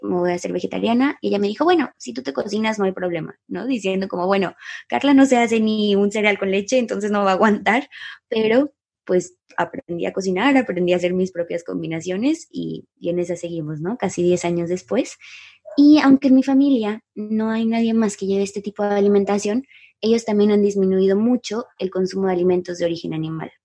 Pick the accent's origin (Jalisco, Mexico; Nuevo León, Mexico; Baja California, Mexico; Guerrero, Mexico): Jalisco, Mexico; Guadalajara; moved away as an adult; also born or lived in San Pancho, Nayarit; yo nací en Guadalajara y pues aquí, nacida y crecida